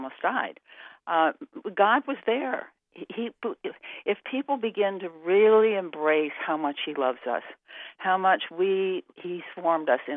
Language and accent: English; New York City, New York, United States; I grew up on the East Coast in New York City